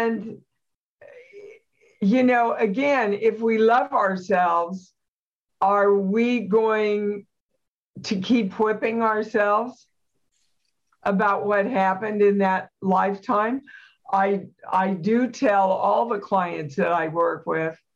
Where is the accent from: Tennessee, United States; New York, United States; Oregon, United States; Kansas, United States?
Kansas, United States; I'm from Kansas